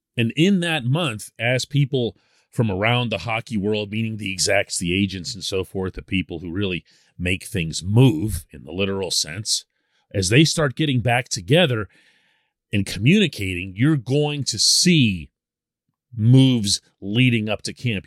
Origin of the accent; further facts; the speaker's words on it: Pittsburgh, Pennsylvania, United States; I'm born and raised in Pittsburgh